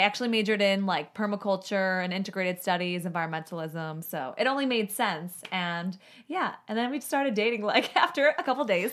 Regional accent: Chicago, Illinois, United States; moved away; also born or lived in Southwest Florida; I'm from Chicago

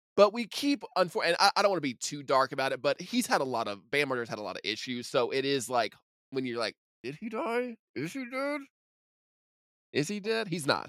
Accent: Evansville, Indiana, United States; I am from Evansville

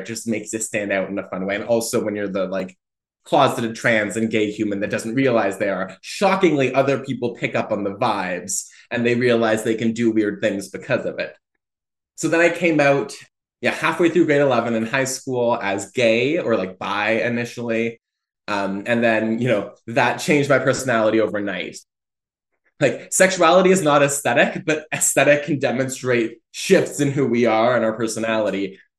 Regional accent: Fredericton, New Brunswick, Canada; born there; also born or lived in Oromocto; but I was born in Fredericton, New Brunswick, and I lived for, I think, the first 3 years of my life in Oromocto, which is a military base just outside of Fredericton

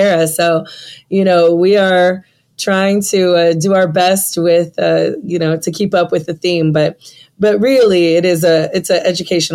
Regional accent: San Francisco, California, United States; now in Atlanta, United States; I'm from San Francisco

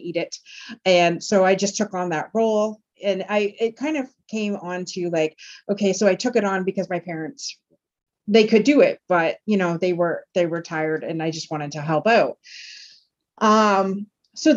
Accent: Tilbury, Ontario, Canada; I grew up in Tilbury, Ontario in those days.

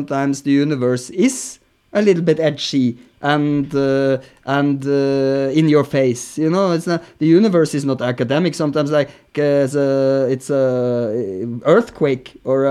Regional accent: Norway; moved away as an adult; also born or lived in Berlin; growing up in Norway

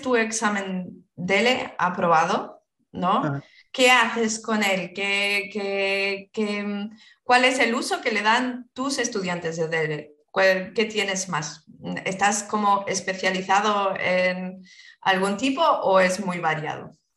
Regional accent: Spain; also born or lived in France; Soy española.

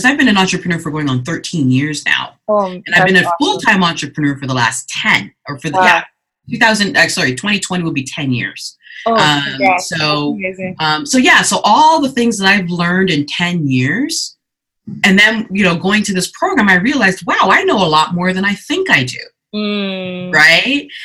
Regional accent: Canada; also born or lived in Ghana; I was born in Ghana in the 70s, and then came over with my mother in her lap. So she and I journeyed to Canada together

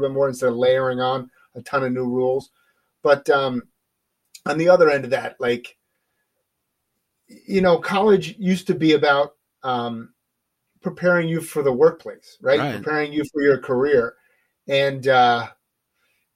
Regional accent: New Jersey, United States; moved away; I'm a guy from New Jersey

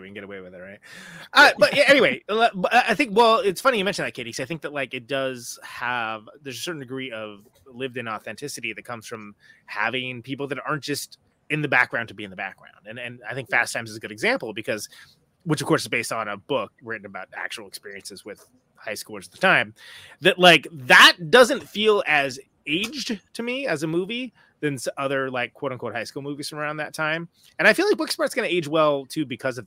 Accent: California, United States; I was born and raised in California

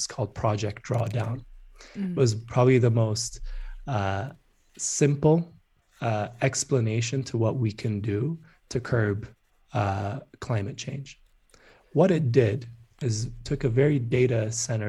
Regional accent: Addis Ababa, Ethiopia; moved away as an adult; When I was growing up in Addis, which is the capital of Ethiopia

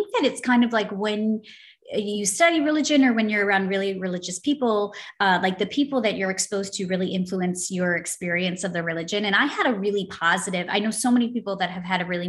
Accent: United States; I'm American

